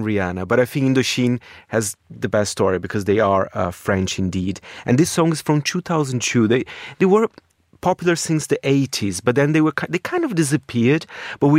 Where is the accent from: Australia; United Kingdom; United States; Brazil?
Brazil; moved away; I grew up in Brazil in the early, well, in the 90s, the mid-90s.